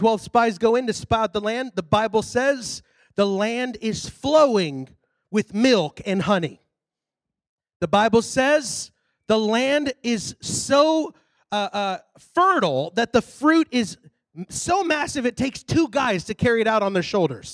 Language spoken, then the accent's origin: English; Texas, United States; I'm from Texas.